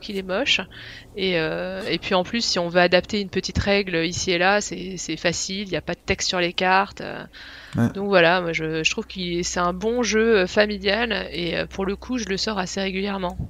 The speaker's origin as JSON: {"language": "French", "area": "Picardy", "region": "Hauts-de-France", "country": "France", "moved": "as an adult", "lives_now": "Switzerland", "said": "je viens de France, de Picardie à l'origine"}